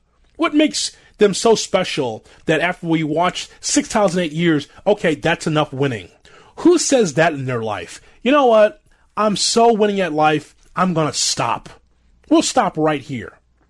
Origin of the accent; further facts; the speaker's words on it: Chicago, Illinois, United States; growing up on the South Side